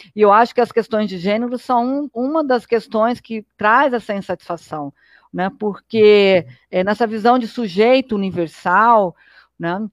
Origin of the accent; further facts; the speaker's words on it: Brazil; eu sou brasileira